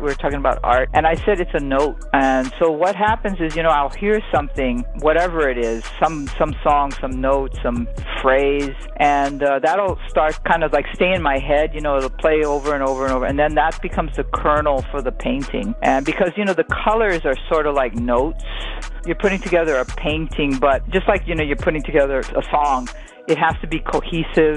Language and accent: English; Hawaii, United States; I'm from Hawaii, so the Pacific Basin is really important to me